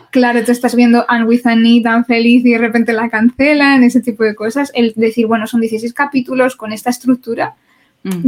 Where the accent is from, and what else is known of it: Spain